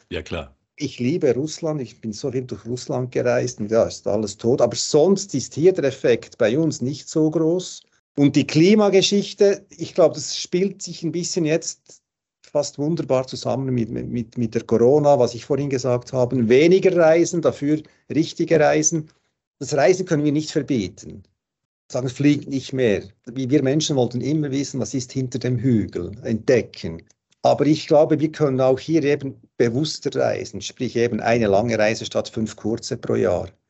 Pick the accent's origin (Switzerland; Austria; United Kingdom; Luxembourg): Switzerland; jetzt bei uns in der Schweiz, was es mal so angedacht.